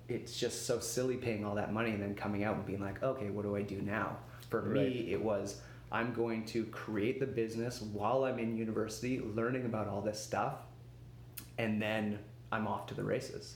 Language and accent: English; Vancouver, British Columbia, Canada; also born or lived in Victoria; I grew up in Vancouver